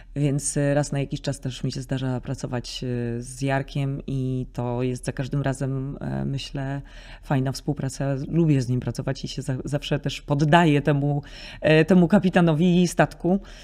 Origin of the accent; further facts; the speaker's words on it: Nidzica, Warmian-Masurian Voivodeship, Poland; moved away; also born or lived in Nowe Miasto Lubawskie; W Niedzicy się wychowałam i do Niedzicy moi rodzice się przeprowadzili, jak miałam zaledwie chyba ze trzy miesiące